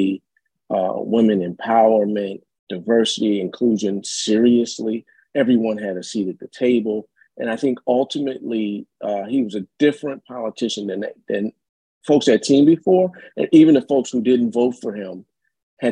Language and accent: English; Wilmington, Delaware, United States; now in Chicago, United States; I'm from Wilmington, Delaware originally